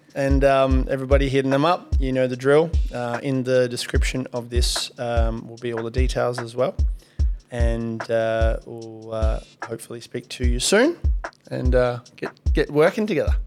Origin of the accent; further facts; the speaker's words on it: Kalgoorlie, Western Australia, Australia; I grew up in Kalgoorlie.